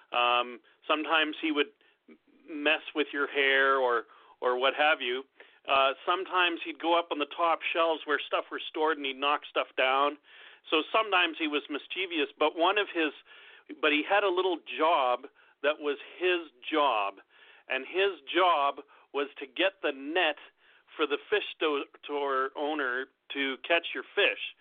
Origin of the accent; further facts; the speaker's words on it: Canada; I'm from Canada